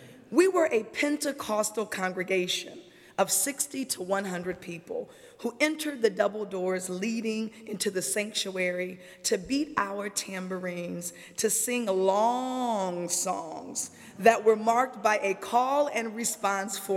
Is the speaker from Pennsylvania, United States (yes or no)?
no; Springfield, Illinois, United States; my hometown, Springfield, Illinois